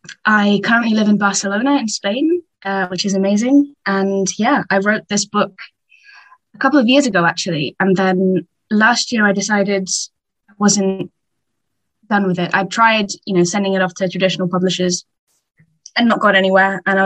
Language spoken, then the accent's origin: English; England, United Kingdom; I'm English, as you can tell from the accent.